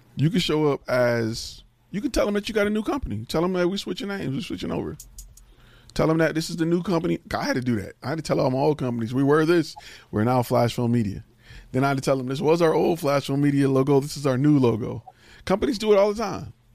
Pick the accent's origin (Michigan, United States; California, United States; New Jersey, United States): Michigan, United States; Detroit; I'm from Detroit